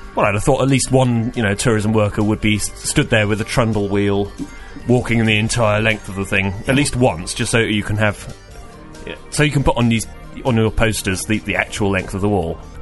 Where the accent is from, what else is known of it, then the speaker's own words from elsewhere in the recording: Reading, South East England, United Kingdom; moved away; I'm from Reading uh, originally